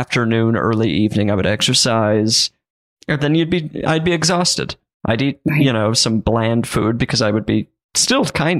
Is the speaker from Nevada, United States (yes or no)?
no; Utah, United States; In Utah.